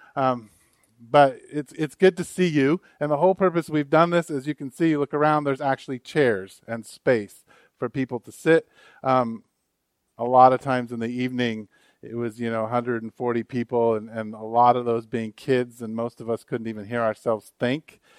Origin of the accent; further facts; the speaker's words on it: United States; an American. I was born in America